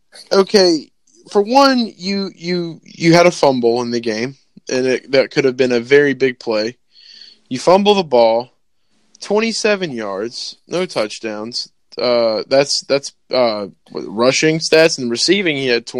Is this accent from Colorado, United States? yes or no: yes; Colorado, United States; I'm from Colorado.